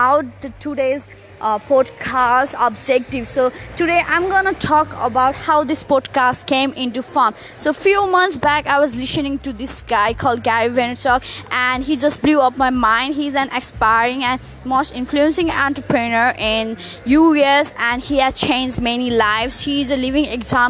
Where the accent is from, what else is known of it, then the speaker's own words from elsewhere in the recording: Nepal; moved away as an adult; now in Sydney, Australia; I'm originally from Nepal, but I moved to Sydney for my higher studies